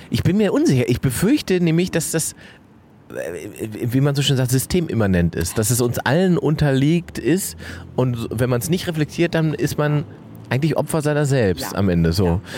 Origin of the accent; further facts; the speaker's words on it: Salzwedel, Saxony-Anhalt, Germany; meiner Heimatstadt Salzwedel